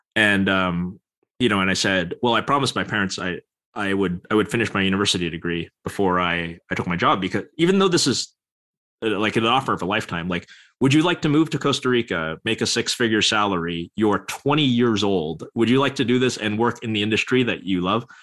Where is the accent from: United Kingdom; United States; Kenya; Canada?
Canada; Vancouver, British Columbia; in Vancouver, British Columbia, Canada